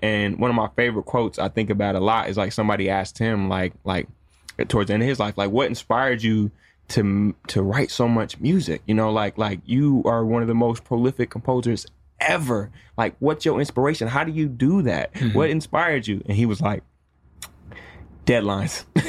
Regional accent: Jackson, Michigan, United States; moved away; also born or lived in Chicago / Miami; I'm originally from Jackson, Michigan.

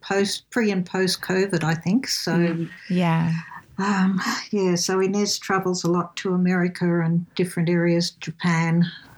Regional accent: Brisbane, Queensland, Australia; And I was born in Brisbane in Queensland, sunny Queensland, a long time ago. But I've moved all over Queensland and I am a traveller.

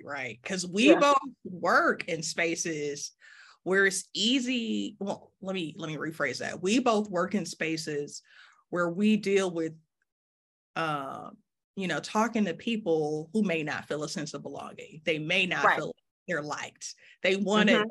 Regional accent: Detroit, Michigan, United States; now in Memphis, United States; I'm from Detroit, but I live in Memphis now.

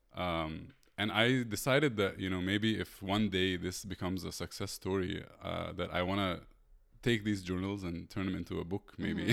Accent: Egypt; moved away as an adult; I'm from Egypt.

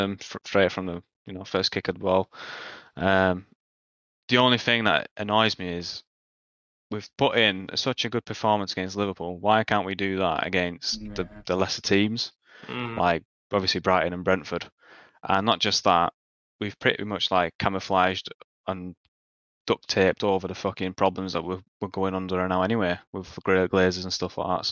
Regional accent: Poland; now in England; I'm from Poland originally

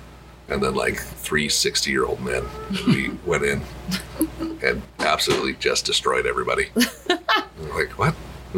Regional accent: southern Saskatchewan, Canada; now in Minot, United States; I grew up in Canada as well, in southern Saskatchewan.

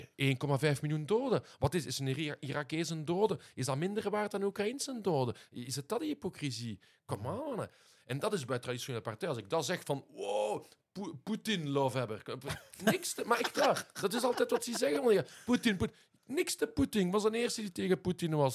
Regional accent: Liège, Wallonia, Belgium; first language Dutch; maar ik ben aan Frans naar school geweest. Ah, ja, dus vanaf, vanaf drie jaar in het Luikse. En dus mijn moedertaal, dus de taal van mijn moeder, dat is Nederlands

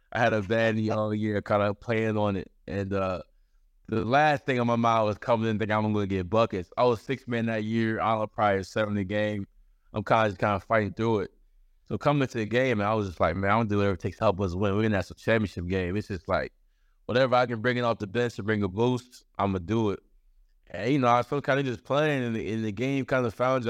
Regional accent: Baltimore, Maryland, United States; I grew up, uh, right outside Baltimore

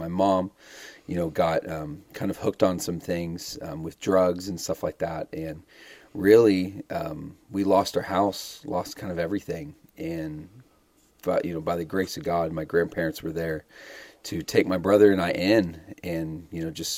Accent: Arizona, United States; also born or lived in Dallas, Texas; I was born in Dallas, Texas. We're both Texas boys. I'm more of an Arizona City boy, though. I grew up mostly in Arizona

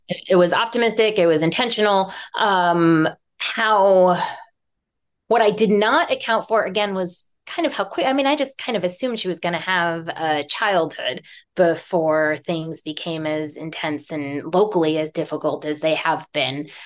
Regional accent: New York City, New York, United States; moved away as an adult; also born or lived in Humboldt County, California; I grew up in New York City.

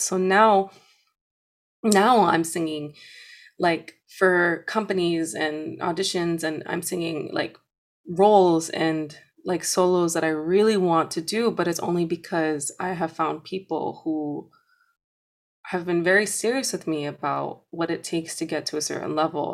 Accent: New York City, New York, United States; where I'm from, I'm from Hunts Point, like, it is dangerous

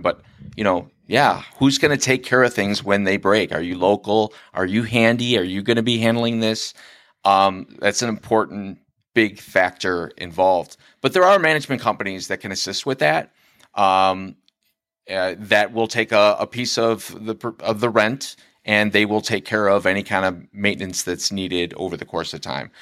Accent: Lincoln Way area, Illinois, United States; now in Frankfort, United States; I'm originally from the Lincoln Way area.

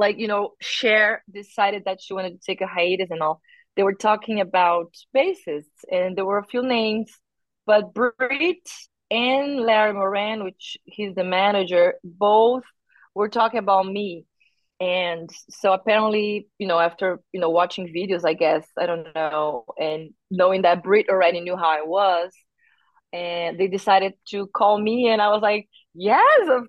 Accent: Brazil; moved away as an adult; now in United States; I'm from Brazil and I lived more than half of my life there

